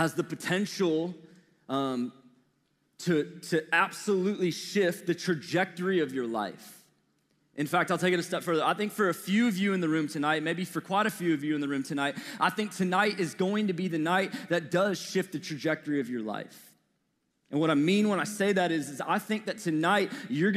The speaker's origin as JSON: {"language": "English", "town": "St. Louis", "region": "Missouri", "country": "United States", "tie": "born or raised there", "accent": "Midwestern", "moved": "yes", "said": "So I was born and raised in St. Louis, Missouri"}